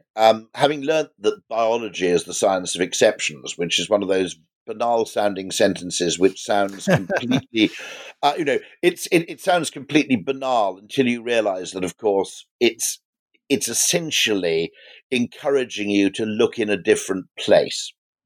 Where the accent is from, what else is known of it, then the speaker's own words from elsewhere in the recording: Llanbadarn, Wales, United Kingdom; born there; And I was born in Llanbadarg, which is a tiny Welsh village, which also gave birth to Alfred Russel Wallace.